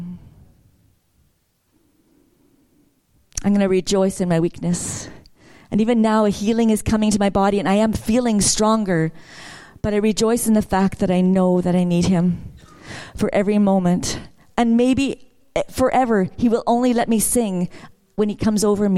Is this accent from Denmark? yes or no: no; Vancouver, British Columbia, Canada; I grew up in Vancouver